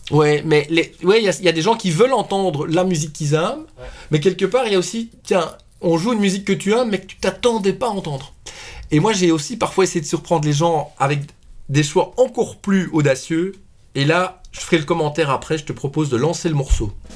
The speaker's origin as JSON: {"language": "French", "country": "Belgium", "accent": "Belgian", "said": "mon accent belge"}